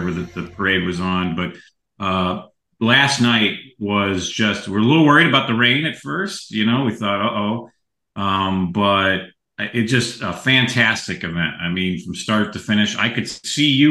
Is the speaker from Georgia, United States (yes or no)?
no; Chicago, Illinois, United States; I'm also lifelong Chicagoan